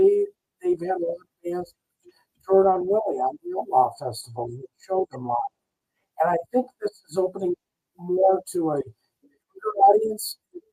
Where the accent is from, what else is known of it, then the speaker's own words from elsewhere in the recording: Cincinnati, Ohio, United States; moved away; also born or lived in California / Michigan; I grew up around Cincinnati, and that's more of where I call home. I'm originally from Ohio. But, you know, that part of Ohio is definitely different, and it definitely has that influence from Kentucky, and my relatives live there.